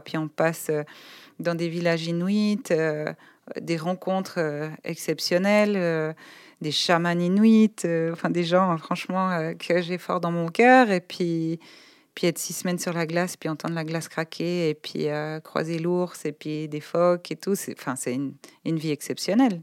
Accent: Polly-le-Grand, Vaud, Switzerland; also born or lived in Lausanne; moi je suis née à Lausanne, j'ai grandi à Poly-le-Grand, dans un village de, paysans

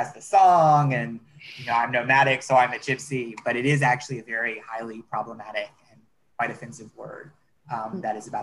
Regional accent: United States; I'm an American

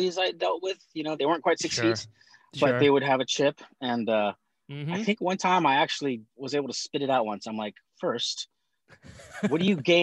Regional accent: Northridge, California, United States; also born or lived in North Hollywood; Born and raised

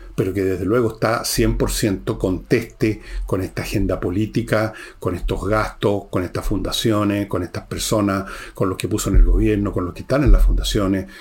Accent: Chile; hay chilenos de etnia caucásica europea, como vuestro servidor

